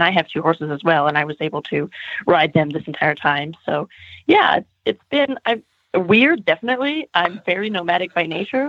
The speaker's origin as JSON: {"language": "English", "region": "California", "country": "United States", "also_born_or_lived": "Germany / United Kingdom", "moved": "as an adult", "said": "I am Californian, and I never saw the snow until I was 17 years old"}